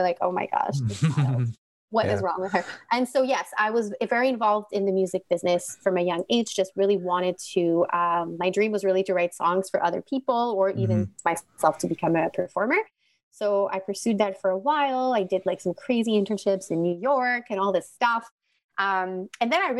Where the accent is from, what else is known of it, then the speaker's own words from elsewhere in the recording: Montreal, Quebec, Canada; moved away as an adult; now in Ottawa, Canada; I'm originally from Montreal, grew up in a very Greek family